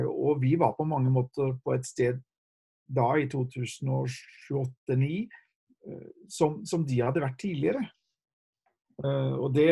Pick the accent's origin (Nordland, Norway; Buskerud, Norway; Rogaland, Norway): Rogaland, Norway; Haugesund; also born or lived in Japan; Hun fra Trondheim og jeg har vokst opp i Haugesund, selv om det ikke høres sånn ut. Eh, vi hadde vært misjonærer i Japan i tolv år